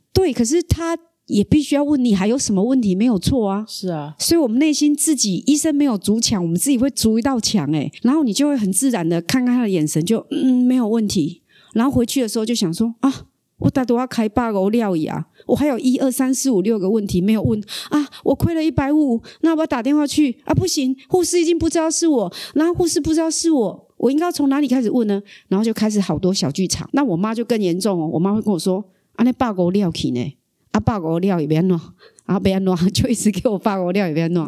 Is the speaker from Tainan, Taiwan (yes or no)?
no; Kaohsiung, Taiwan; accent: Taiwanese Mandarin; 我只能在高雄，所以我从来都没有离开过高雄，幼稚园到研究所到工作，拿到退休金再下一个人生，又赚到第二桶金再下一个人生，我一生都想要离开高雄，始终没有能力离开